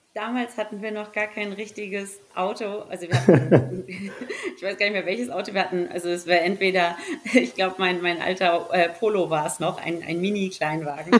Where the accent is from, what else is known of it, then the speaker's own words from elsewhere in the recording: Hamburg, Germany; moved away as an adult; now in Salzburg, Austria; komme ursprünglich aus Hamburg, bin eigentlich eine Hamburger deren da aufgewachsen und groß geworden